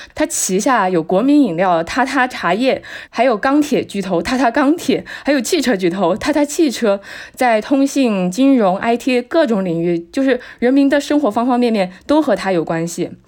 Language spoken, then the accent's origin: Chinese; Chongqing, China; 作为一个重庆人